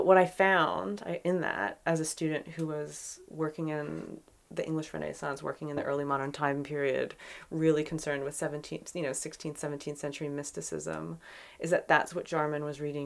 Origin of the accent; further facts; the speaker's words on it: Philadelphia, Pennsylvania, United States; moved away; I'm from Philadelphia originally